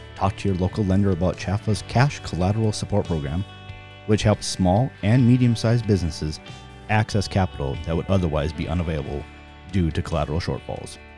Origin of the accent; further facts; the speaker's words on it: North Dakota, United States; I'm actually from North Dakota